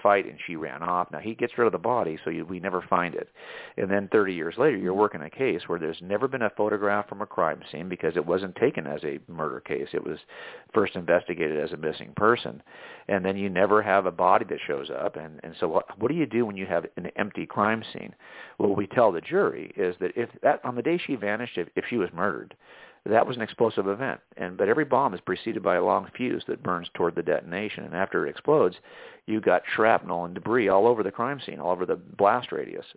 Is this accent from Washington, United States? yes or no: no; Southern California, United States; I was raised in in Southern California